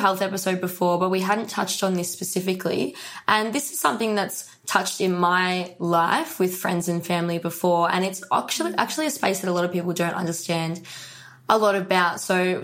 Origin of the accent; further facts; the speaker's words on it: Melbourne, Victoria, Australia; I'm from Melbourne, but I'm traveling Australia at the moment